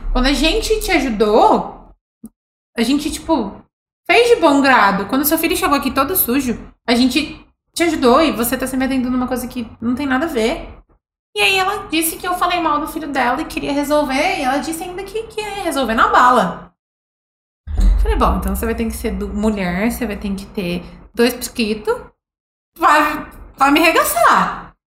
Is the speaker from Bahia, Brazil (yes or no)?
no; São Paulo, Brazil; moved away; Eu sou de São Paulo